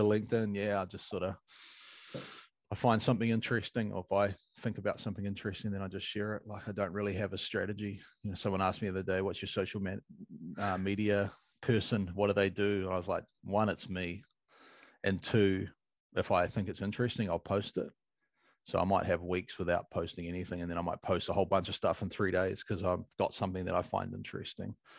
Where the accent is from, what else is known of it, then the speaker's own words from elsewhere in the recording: New Zealand; as a Kiwi